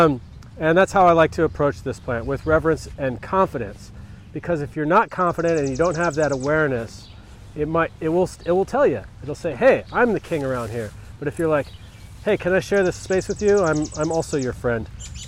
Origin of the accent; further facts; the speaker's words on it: United States; I'm an American.